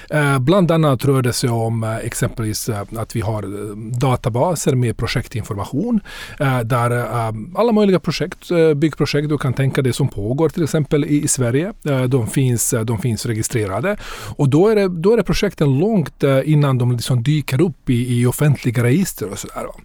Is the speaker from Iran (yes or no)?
no; Bosnia & Herzegovina; now in Sweden; Så jag, jag kommer från Bosnien ursprungligen. Jag har bott här i mm. cirka 30 år. Kom hit efter kriget.